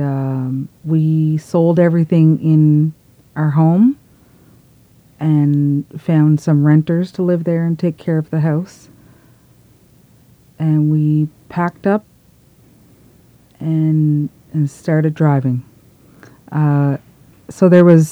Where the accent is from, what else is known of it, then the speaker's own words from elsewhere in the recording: Eel Ground First Nation, New Brunswick, Canada; I'm from Eel Ground First Nation